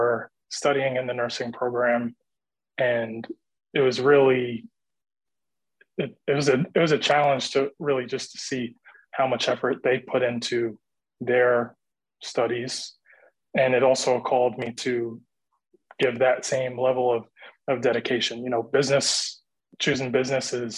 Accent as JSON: {"language": "English", "town": "Hempstead", "region": "New York", "country": "United States", "said": "I'm originally from Hempstead"}